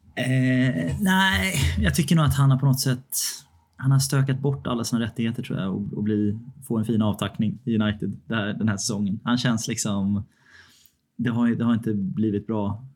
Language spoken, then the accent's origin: Swedish; Sweden; som svensk